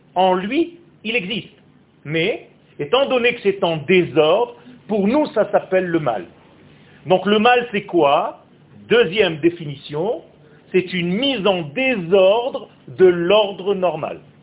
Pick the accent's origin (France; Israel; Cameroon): Israel; first language Hebrew; French is a second language; ma langue natale c'est l'hébreu. Je suis israélien de naissance. Je suis né en Israël. Le français que je vous parle maintenant, c'est un français que j'ai appris sur le tas.